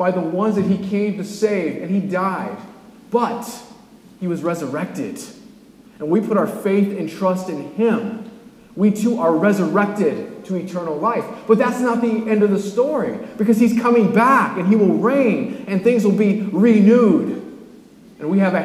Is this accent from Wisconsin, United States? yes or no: no; California, United States; I'm from California